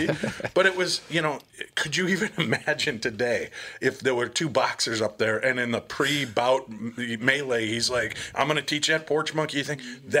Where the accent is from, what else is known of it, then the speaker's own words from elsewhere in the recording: Illinois, United States; I grew up near Chicago. That wasn't out of line. That's exactly what it was like.